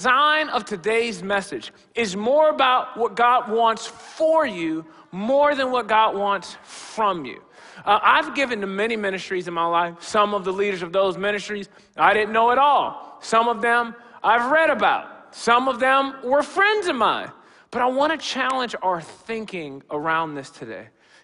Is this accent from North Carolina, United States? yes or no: no; Rockford, Illinois, United States; I grew up in the African Methodist Episcopal Church, Gomez Chapel, just across town here in Rockford